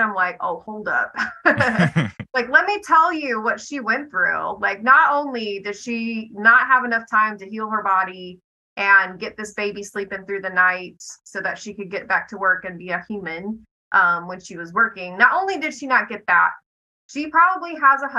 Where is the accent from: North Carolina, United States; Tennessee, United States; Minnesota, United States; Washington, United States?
Tennessee, United States; Fayetteville; I'm from Fayetteville, Tennessee.